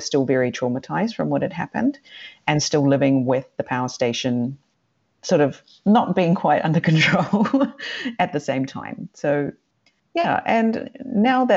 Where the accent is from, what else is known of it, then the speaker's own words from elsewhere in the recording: New Zealand; also born or lived in Sweden; now in Japan; As a New Zealander